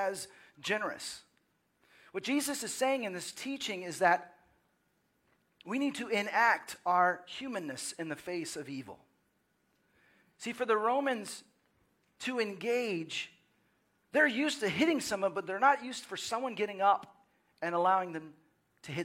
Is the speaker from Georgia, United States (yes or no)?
no; Dallas, Texas, United States; moved away as an adult; also born or lived in Waco / Seattle / Los Angeles; growing up in the Dallas area and then spending time in college in Waco and then moving to Seattle and then Los Angeles and now Austin